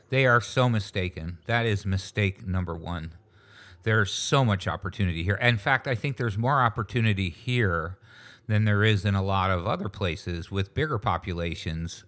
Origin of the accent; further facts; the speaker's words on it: Niagara Falls, New York, United States; moved away as an adult; also born or lived in Lewiston, New York / Fonthill, Ontario; now in St. Catharines, Canada; I grew up in Niagara Falls, New York.